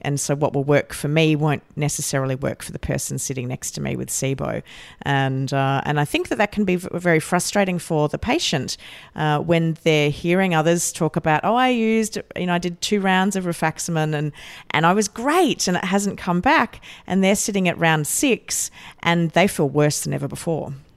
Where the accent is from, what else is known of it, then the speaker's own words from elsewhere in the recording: Australia; as an Aussie who's normally, uh, sitting in Australia